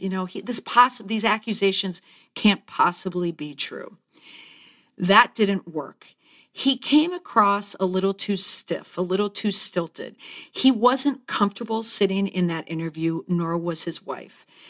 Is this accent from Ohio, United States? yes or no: no; Saint Paul, Minnesota, United States; my hometown, Saint Paul